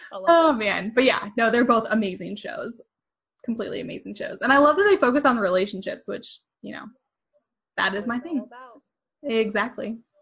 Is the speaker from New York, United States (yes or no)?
no; Jefferson City, Missouri, United States; moved away as an adult; also born or lived in Columbia, Missouri; now in San Francisco Bay Area, United States; Central Missouri. So I grew up in Jeff City. And then my husband and I lived in Columbia for a long time.